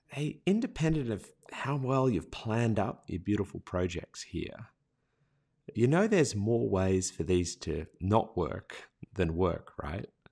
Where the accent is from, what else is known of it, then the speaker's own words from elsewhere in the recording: Australia; accent: Australian; Australian users because our accent was so hard to understand.